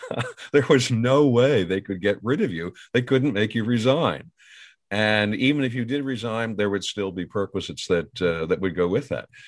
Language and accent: English; Northern United States, United States; bear in mind, I'm a Yankee from the Yankee land.